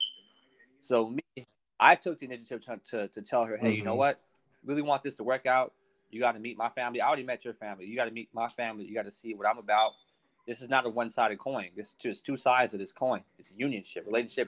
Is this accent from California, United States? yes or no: yes; Los Angeles, California, United States; I'm a kid, I'm a cat from South Central